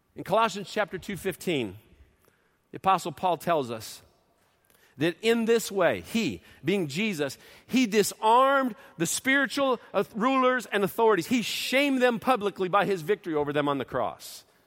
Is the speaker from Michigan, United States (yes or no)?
yes; outside of Detroit, Michigan, United States; moved away; when we were growing up in Detroit, outside of Detroit